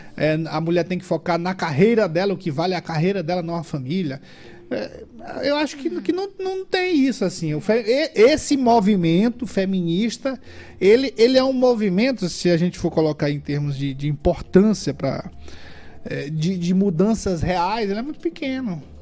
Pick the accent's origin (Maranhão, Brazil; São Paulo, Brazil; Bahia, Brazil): Maranhão, Brazil; São José de Ribamar; Eu sou aqui da região do, do, do Miritiwa